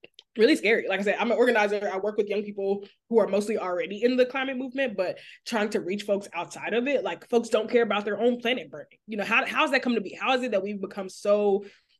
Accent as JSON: {"language": "English", "town": "Memphis", "region": "Tennessee", "country": "United States", "tie": "born or raised there", "moved": "yes", "lives_now": "Dallas, United States", "said": "I was born and raised in Memphis"}